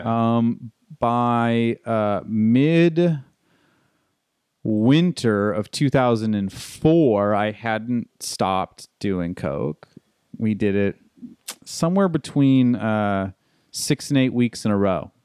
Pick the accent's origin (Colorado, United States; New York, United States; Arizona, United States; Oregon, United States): Arizona, United States; Tucson; also born or lived in East Texas / La Jolla, California / Costa Mesa, California / Carlsbad, California; I'm originally from Tucson, Arizona